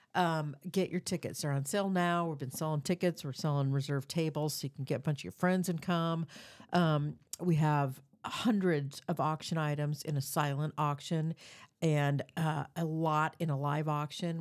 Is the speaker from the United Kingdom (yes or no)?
no; Des Moines, Iowa, United States; I was born in Des Moines. I've grew up on the east side of Des Moines